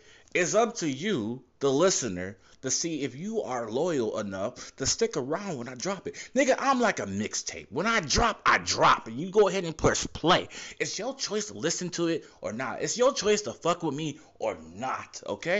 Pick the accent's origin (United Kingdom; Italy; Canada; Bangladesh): Canada; Ottawa, Ontario; I'm Canadian. I'm from Ottawa, Canada.